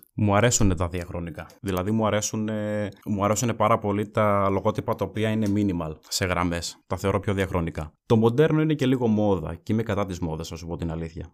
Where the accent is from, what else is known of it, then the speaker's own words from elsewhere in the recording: Evropos, Central Macedonia, Greece; also born or lived in Kilkis; Μένω στο Κυλική από το 11 και η καταγωγή μου είναι από τον Εύρωπο Κυλική